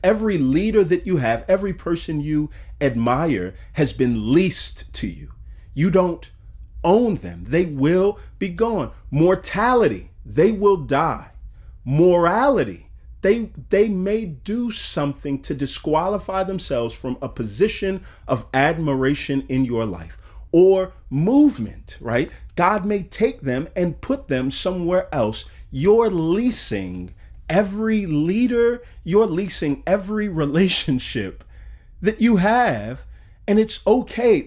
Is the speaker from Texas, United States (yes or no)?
yes; Texas, United States; moved away as an adult; now in Atlanta, United States; I had never lived out of my home country of Texas.